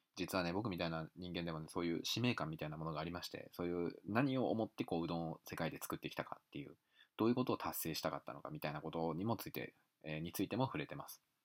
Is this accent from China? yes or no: no; United States; now in Japan; 日本で生まれてアメリカで育った自分